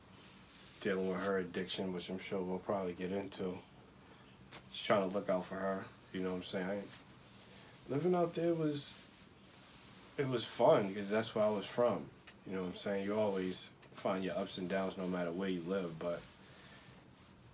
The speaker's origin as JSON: {"language": "English", "town": "Boston", "region": "Massachusetts", "country": "United States", "tie": "born or raised there", "also_born_or_lived": "New Hampshire", "moved": "as an adult", "said": "I grew up in Boston, in Dorchester, but we kind of jumped around between Dorchester and Roxbury, Mattapan"}